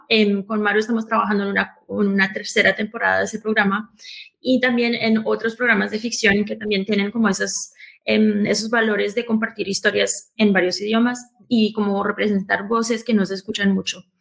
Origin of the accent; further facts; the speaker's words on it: Colombia; fundadora de Estudio 80. Eh, soy colombiana americana y fundé esta compañía eh, de podcast multilingües.